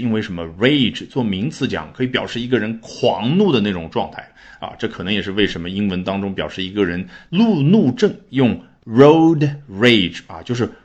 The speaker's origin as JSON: {"language": "Chinese", "country": "China", "said": "我们中国人的翻译"}